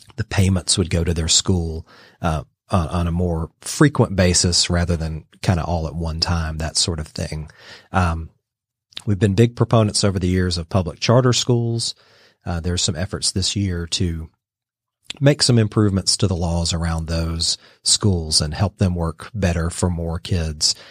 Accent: Dalton, Georgia, United States; also born or lived in Brussels, Belgium / Atlanta; I grew up in Georgia, in, in Dalton

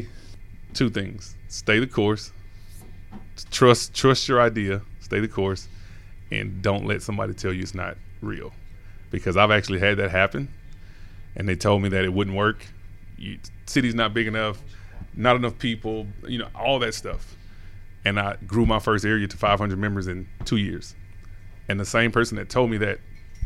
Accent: Louisiana, United States; now in Atlanta, United States; I'm from Louisiana.

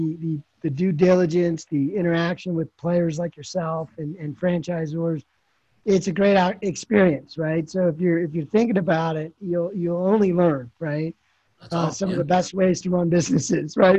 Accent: Philadelphia, Pennsylvania, United States; also born or lived in Marlton, New Jersey; I'm from Philadelphia

